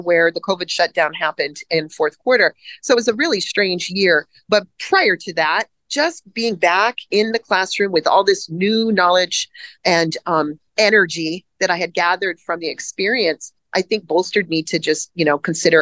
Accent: Hawaii, United States; I grew up in Hawaii

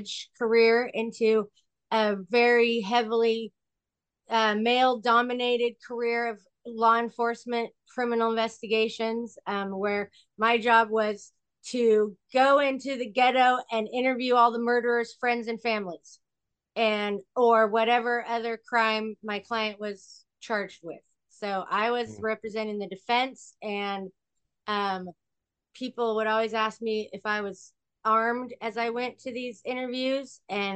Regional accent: Sacramento, California, United States; I am from a little town in California called Sacramento

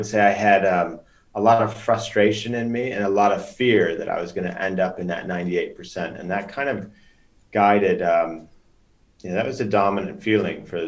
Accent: Chicago, Illinois, United States; moved away as an adult; also born or lived in Norway; now in London, United Kingdom; grew up in Chicago for the most part

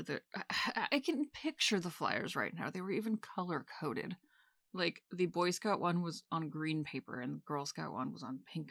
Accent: Maine, United States; I grew up in Maine

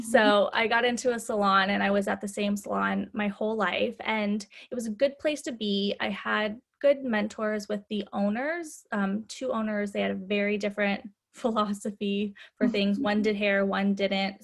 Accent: Midwest, United States; moved away as an adult; also born or lived in California; I grew up in the Midwest. When I was 20, I moved to California

